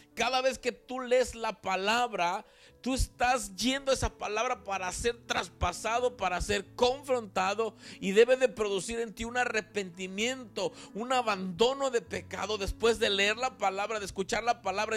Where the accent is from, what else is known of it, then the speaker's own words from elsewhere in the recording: Veracruz, Mexico; de acá, de donde yo soy, en Veracruz